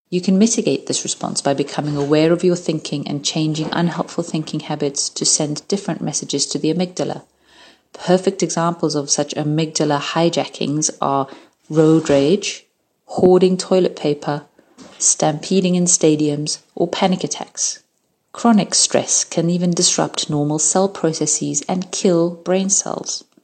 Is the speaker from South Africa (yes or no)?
no; Hungary; born there; moved away; I was born in Hungary, behind the Iron Curtain, during the Cold War, and in the midst of the Cuban Missile Crisis. I lived as a refugee for 12 years.